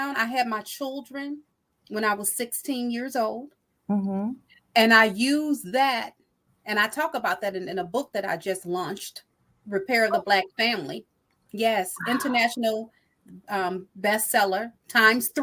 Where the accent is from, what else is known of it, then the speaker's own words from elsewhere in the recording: Chicago suburbs, Illinois, United States; also born or lived in Texas; I've been here long enough to call this home. So, yes, I came to Illinois when I was 3 from Texas.